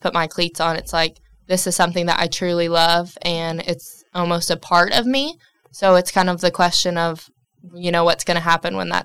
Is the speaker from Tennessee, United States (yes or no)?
yes; Knoxville, Tennessee, United States; I'm from Knoxville, Tennessee